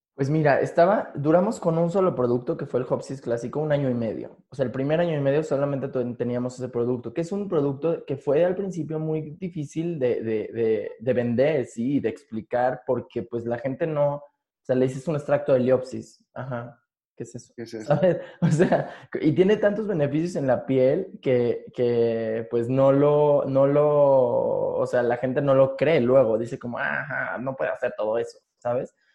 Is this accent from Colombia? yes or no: no; Mexico City, Mexico; yo soy de aquí, de la Ciudad de México, sí. así aquí he vivido aquí casi toda mi vida